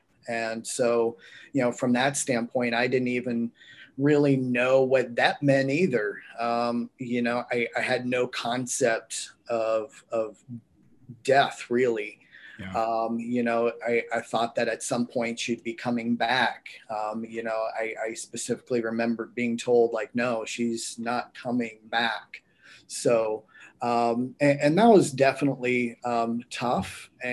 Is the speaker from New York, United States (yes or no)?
no; North Carolina, United States; also born or lived in Pittsburgh, Pennsylvania; I was born in right outside Pittsburgh. And then when I was about a year or two old, a family decision was made to move to North Carolina.